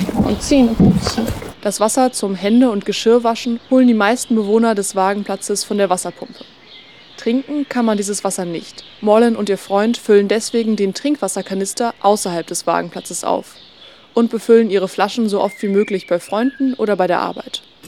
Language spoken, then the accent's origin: German; Leipzig, Saxony, Germany; in meiner Heimatstadt Leipzig